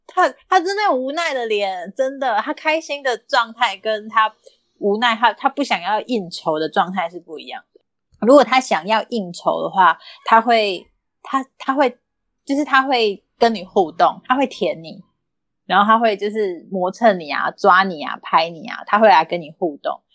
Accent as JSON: {"language": "Chinese", "town": "Kaohsiung", "country": "Taiwan", "moved": "as an adult", "lives_now": "Taichung, Taiwan", "said": "那后来他就养在高雄了，就是我爸妈照顾他这样"}